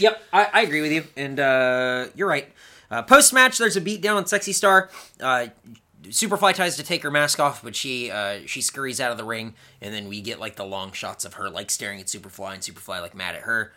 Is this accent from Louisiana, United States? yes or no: no; Southern California, United States; We're from Southern California